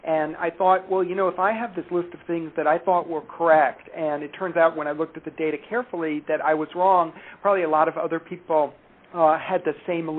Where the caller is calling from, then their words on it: Cleveland, Ohio, United States; Cleveland, Ohio.